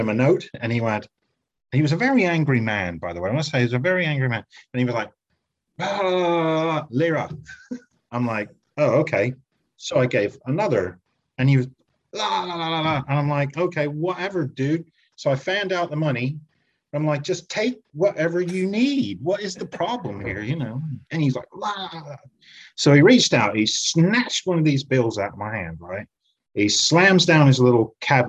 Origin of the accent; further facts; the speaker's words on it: United States; moved away as an adult; now in United Kingdom; I'm American, but I live in the UK now because my wife's English